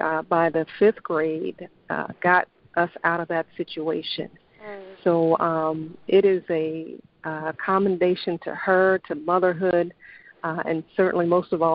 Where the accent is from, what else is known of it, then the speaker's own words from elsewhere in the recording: Dallas, Texas, United States; Born and raised in Dallas, Texas